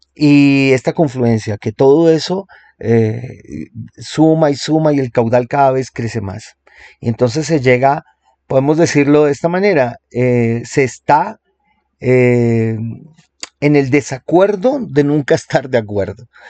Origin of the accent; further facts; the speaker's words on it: Colombia; aquí en mi país, en Colombia